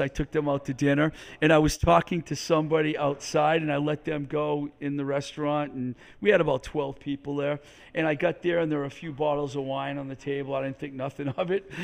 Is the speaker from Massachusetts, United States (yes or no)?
yes; Webster, Massachusetts, United States; where I grew up in Webster, Mass.